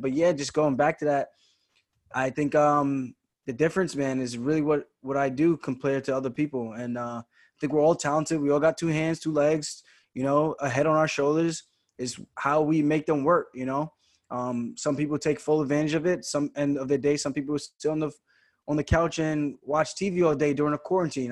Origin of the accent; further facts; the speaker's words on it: Roosevelt, New York, United States; also born or lived in Uniondale, New York; I grew up in Roosevelt. Then when I transferred schools, moved to Uniondale, seventh and eighth grade in middle school